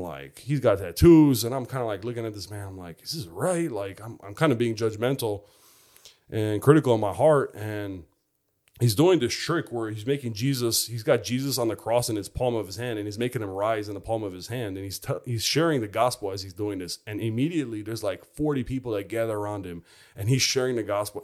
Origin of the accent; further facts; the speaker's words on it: Chicago, Illinois, United States; I grew up in Chicago